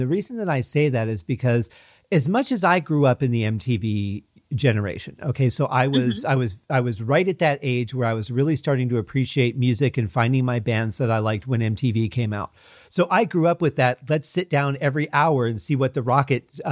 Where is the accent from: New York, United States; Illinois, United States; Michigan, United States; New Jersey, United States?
Michigan, United States; I grew up in Michigan